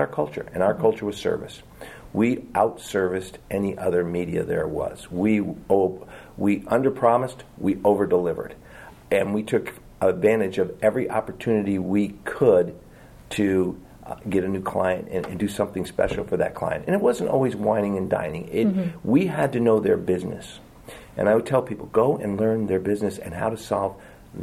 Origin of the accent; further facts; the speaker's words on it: New Jersey, United States; moved away; I grew up in New Jersey